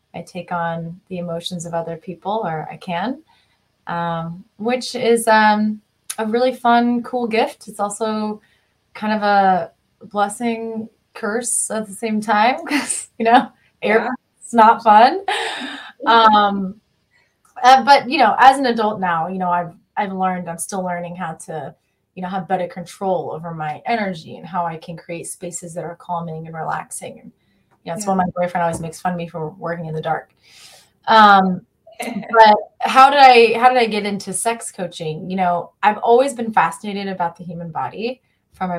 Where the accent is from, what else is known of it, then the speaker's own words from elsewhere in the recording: rural Kansas, United States; I grew up in Kansas, rural Kansas